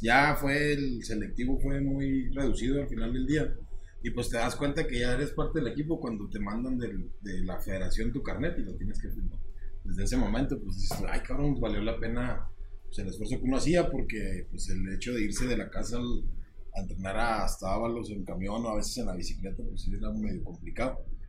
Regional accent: State of Mexico, Mexico; moved away; also born or lived in Chihuahua / Ciudad Juárez; de donde soy yo, soy nativo del Estado de México

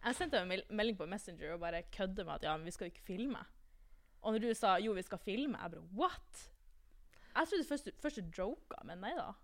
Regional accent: Tromsø, Troms, Norway; moved away as an adult; now in Trondheim, Norway; jeg er fra Tromsø

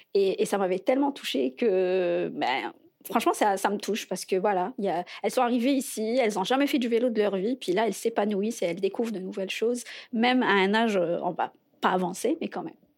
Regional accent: Algiers, Algiers Province, Algeria; moved away as an adult; now in Montreal, Canada; ça va faire cinq ans que je suis à Montréal. je viens d'Alger

